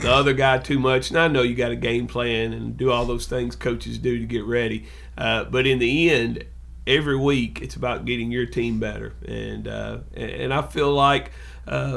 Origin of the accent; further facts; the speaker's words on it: West Tennessee, United States; also born or lived in Cleveland, Tennessee / Oak Ridge, Tennessee / Memphis, Tennessee; I grew up West Tennessee